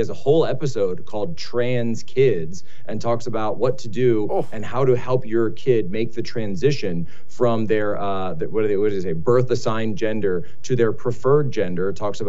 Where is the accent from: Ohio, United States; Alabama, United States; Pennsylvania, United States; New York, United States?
Pennsylvania, United States; moved away; my home state of Pennsylvania